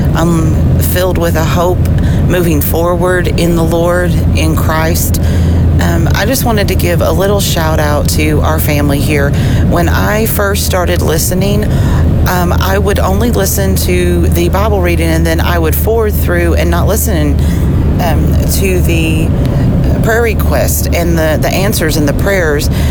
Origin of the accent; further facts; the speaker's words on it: Kentucky, United States; now in Nashville, United States; traveling back to Nashville from my hometown in Kentucky